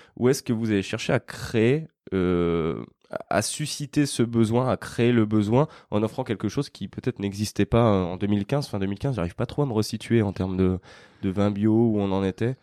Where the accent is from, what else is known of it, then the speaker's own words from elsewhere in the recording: Lyon, Auvergne-Rhône-Alpes, France; aujourd'hui, on est à Lyon, euh, sur ma terre natale et juste à côté de chez moi